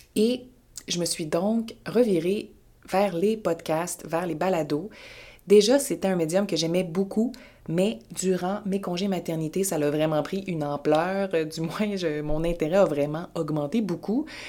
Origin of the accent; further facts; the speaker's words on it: Quebec, Canada; je viens du Québec, je suis basée à Montréal.